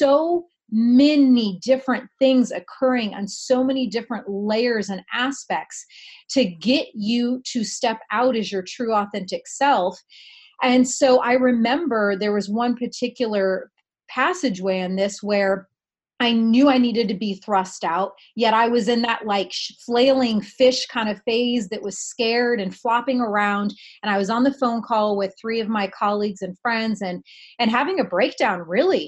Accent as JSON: {"language": "English", "region": "Indiana", "country": "United States", "tie": "born or raised there", "moved": "yes", "said": "where I grew up in Indiana"}